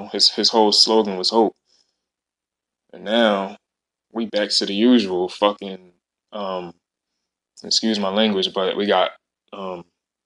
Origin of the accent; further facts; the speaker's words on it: Philadelphia, Pennsylvania, United States; I'm from Philly